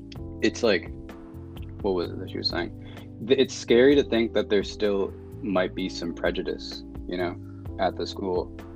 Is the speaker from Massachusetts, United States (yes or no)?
yes; Massachusetts, United States; also born or lived in Bronx / Yonkers / Salem / Boston; now in Newton, United States; I was born in the Bronx, I moved to Yonkers, and I moved to like Salem, Massachusetts, and then I moved to like to all these different areas around Boston, and I lived in Boston for a bit, and now I'm like in Newton